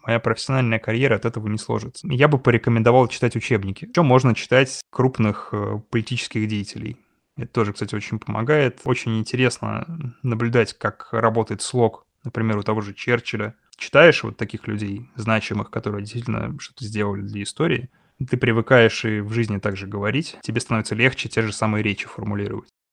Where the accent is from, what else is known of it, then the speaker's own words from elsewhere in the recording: Russia; я из России